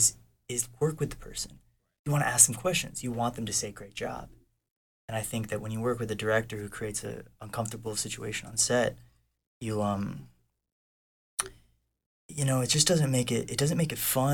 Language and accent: English; North Carolina, United States; now in Los Angeles, United States; I grew up in North Carolina in a really good family